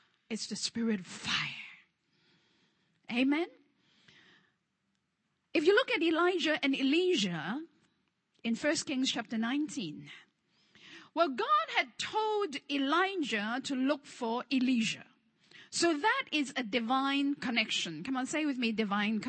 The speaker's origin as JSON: {"language": "English", "country": "Hong Kong", "second_language": "English", "moved": "yes", "said": "I'm from Hong Kong"}